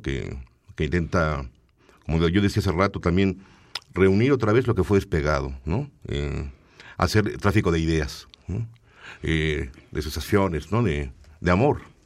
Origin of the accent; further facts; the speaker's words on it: Tlalnepantla, State of Mexico, Mexico; Yo nací en Tlalnepantla, en el Estado de México